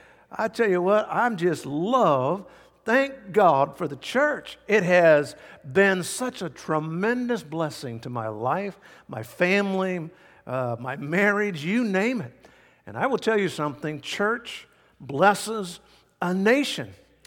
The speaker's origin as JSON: {"language": "English", "town": "Vancouver", "region": "Washington", "country": "United States", "tie": "born there", "said": "I was born in Vancouver, Washington. Dad had just planted a church there, and I was even born on Sunday."}